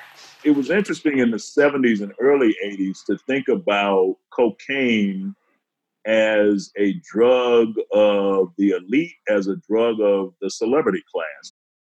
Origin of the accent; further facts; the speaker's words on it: Detroit, Michigan, United States; I'm from Detroit